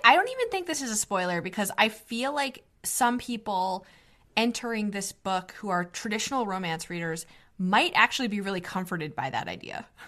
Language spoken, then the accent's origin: English; Northeast, United States; as a millennial American woman growing up in the Northeast in middle class